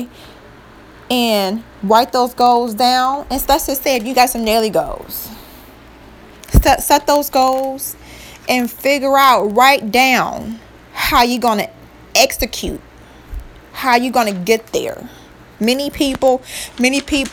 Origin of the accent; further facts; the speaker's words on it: Cleveland, Ohio, United States; I am from Cleveland, Ohio